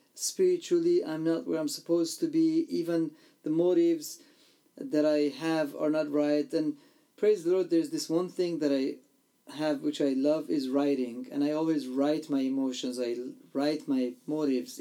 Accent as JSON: {"language": "English", "country": "Iran", "tie": "born or raised there", "said": "I was born and raised in Iran in a persecuted church and family and a country"}